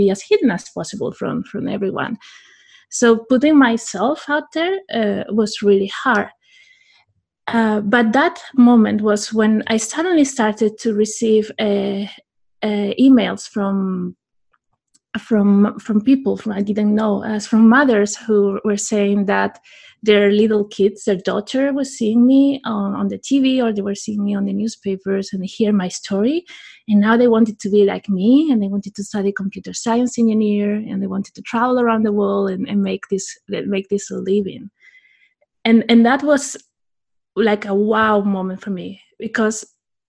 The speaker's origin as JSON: {"language": "English", "country": "Spain", "tie": "born or raised there", "said": "my hometown in Spain"}